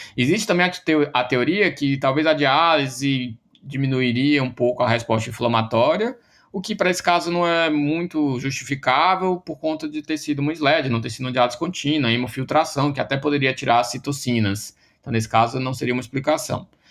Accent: Ceará, Brazil; eu sou do Ceará, né, sou da UFC

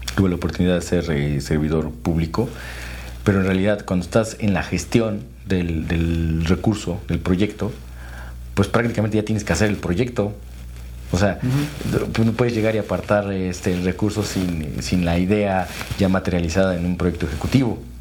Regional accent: Tlaxcala, Mexico; also born or lived in Puebla; yo soy originario de Tlaxcala, y estudié allí en escuelas públicas la secundaria y la preparatoria

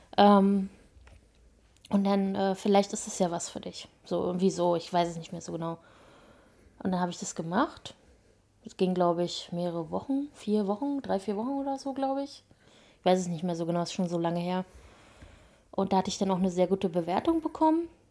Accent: Berlin surroundings, Brandenburg, Germany; also born or lived in Spandau, Berlin; Also ich bin ja in, in Spandau geboren, also im Westen sozusagen mhm. ehemals und ähm, meine Eltern sind dann mit mir ins Umland gezogen, als ich sechs war

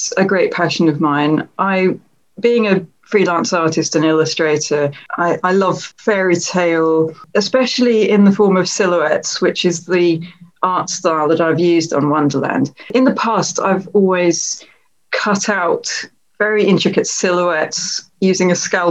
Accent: Ipswich, East of England, United Kingdom; Ipswich, which is my hometown

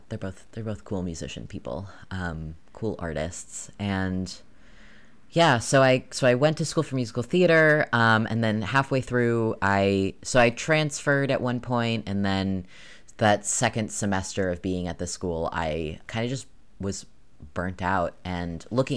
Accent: New York, United States; now in Maine, United States; I grew up in New York

